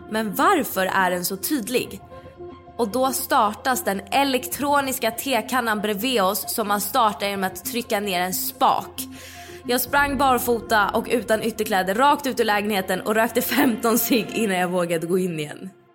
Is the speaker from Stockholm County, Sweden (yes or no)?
yes; Stockholm, Stockholm County, Sweden; i vår lägenhet som jag växte upp i, i Midsommarkransen.